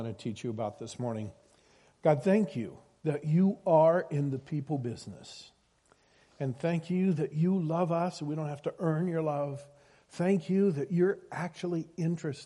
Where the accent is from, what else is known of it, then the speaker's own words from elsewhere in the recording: Iowa, United States; I grew up in Iowa